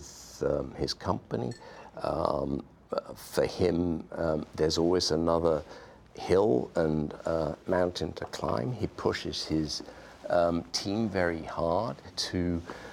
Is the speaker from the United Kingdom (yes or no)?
yes; Wales, United Kingdom; now in Silicon Valley, United States; I grew up in Wales